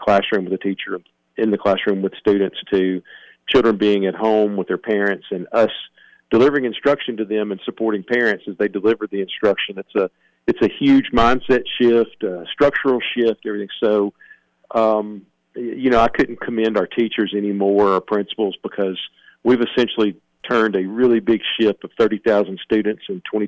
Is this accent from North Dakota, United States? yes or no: no; Cottontown, Tennessee, United States; the school actually sits adjacent to my grandfather's farm, so it's right in the center of where I grew up.